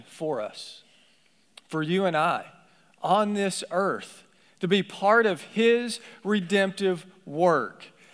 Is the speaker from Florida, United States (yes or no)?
no; Appalachia, Kentucky, United States; I grew up in Appalachia in the hills of Kentucky